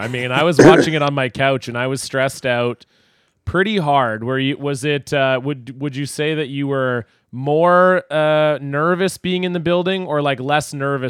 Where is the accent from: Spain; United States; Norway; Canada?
Canada; Ontario; now in Vancouver, Canada; I'm originally from Ontario, and so I'm out here. I'm marooned in Vancouver.